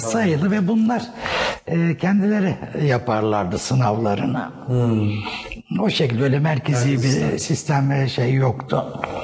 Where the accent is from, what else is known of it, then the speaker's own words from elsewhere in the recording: Istanbul, Turkey; also born or lived in Eskişehir; ben e, Erenköy'de doğdum.